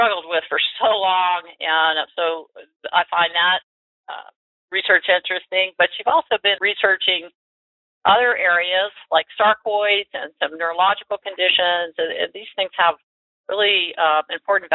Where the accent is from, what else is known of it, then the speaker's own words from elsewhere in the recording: Florida, United States; University of Florida, by the way, my home state